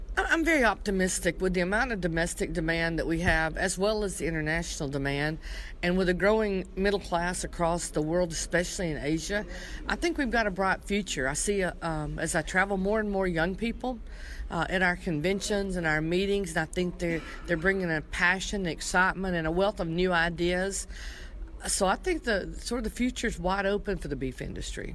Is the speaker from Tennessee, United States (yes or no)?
yes; Tennessee, United States; I'm from Tennessee